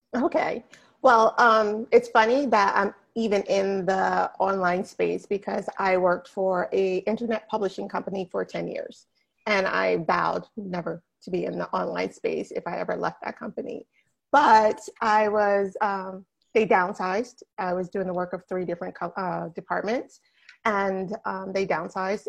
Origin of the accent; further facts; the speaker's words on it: New Jersey, United States; moved away as an adult; now in West Palm Beach, United States; I am from New Jersey, born and bred New Jersey girl all the way